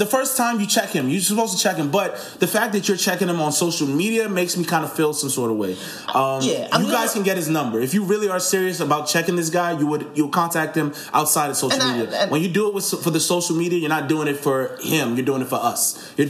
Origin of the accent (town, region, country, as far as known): Nigeria; born or raised there